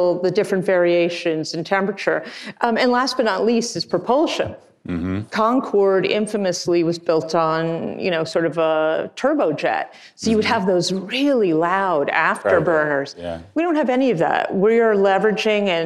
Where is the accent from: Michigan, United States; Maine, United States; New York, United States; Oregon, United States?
New York, United States; I grew up on the East Coast, in New York